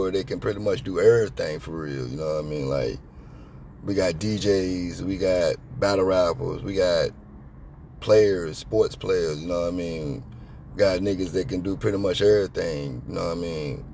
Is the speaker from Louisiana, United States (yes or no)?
no; Chesapeake, Virginia, United States; Where I'm from, Crestwood